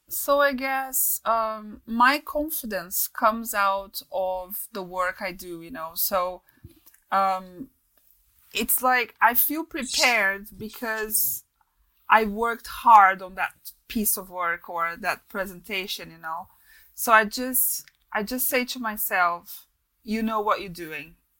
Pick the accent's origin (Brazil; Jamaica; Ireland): Brazil; accent: Brazilian; English is a second language; moved away; also born or lived in London; weird accent from Brazil in a mix of stuff